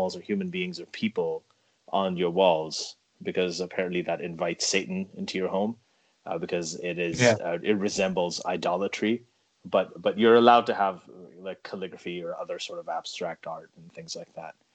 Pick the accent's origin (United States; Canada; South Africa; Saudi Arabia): Saudi Arabia; Riyadh, Riyadh Province; moved away; I grew up in Riyadh as well